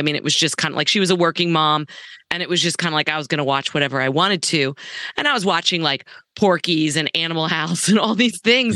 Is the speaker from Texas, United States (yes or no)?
yes; Dallas, Texas, United States; since I was a little girl growing up in Dallas